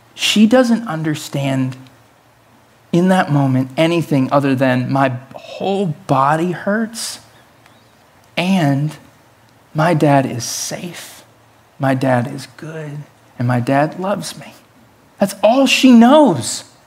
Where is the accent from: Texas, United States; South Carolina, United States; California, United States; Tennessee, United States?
Tennessee, United States; I was raised in Tennessee, the belt buckle of the Bible Belt, in the South